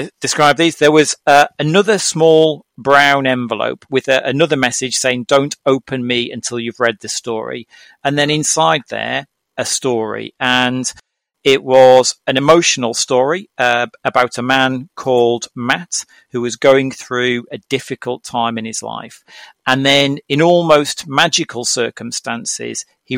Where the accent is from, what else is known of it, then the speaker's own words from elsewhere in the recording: Norwich, East of England, United Kingdom; my hometown city, which is Norwich in the UK